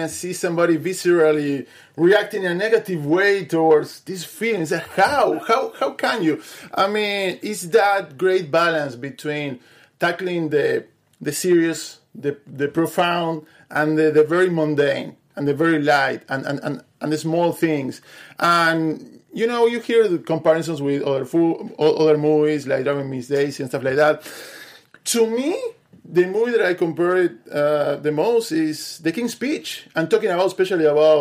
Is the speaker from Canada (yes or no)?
no; Uruguay; I'm from Uruguay